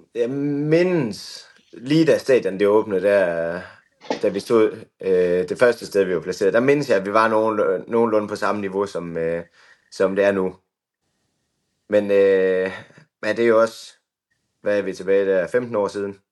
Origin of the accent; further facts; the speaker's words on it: Skanderborg, Central Denmark Region, Denmark; jeg kommer egentlig fra Aarhusområdet, nærmere mm-hmm. betegnet Skanderborg